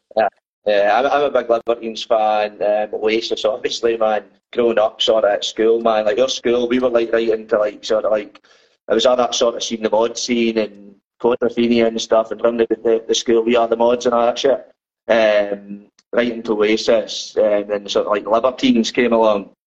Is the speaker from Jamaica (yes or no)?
no; Dundee, Scotland, United Kingdom; now in Glasgow, United Kingdom; I'm from Dundee. I just in Glasgow now